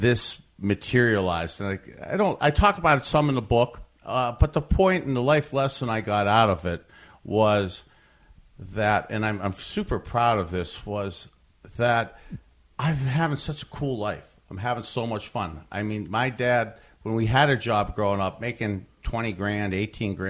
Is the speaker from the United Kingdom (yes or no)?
no; Youngstown, Ohio, United States; moved away as an adult; also born or lived in Miami / Cleveland; a brainwashed Catholic boy growing up in Youngstown